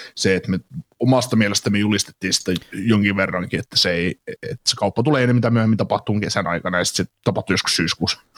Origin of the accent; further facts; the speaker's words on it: Kaarina, Southwest Finland, Finland; accent: Turku; Miten voi kaarinalainen ihminen puhua turkua?